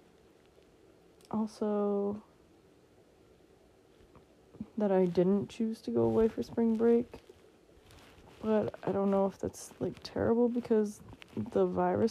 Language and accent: English; Massachusetts, United States; I'm from Massachusetts in the United States